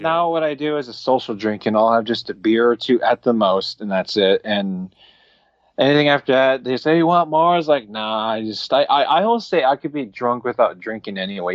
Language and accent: English; Alaska, United States; I'm from Alaska.